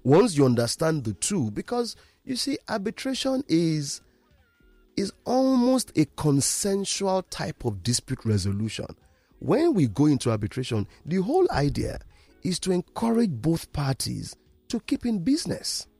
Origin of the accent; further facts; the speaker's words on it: Ibadan, Oyo, Nigeria; now in Lagos, Nigeria; I am from Ibadan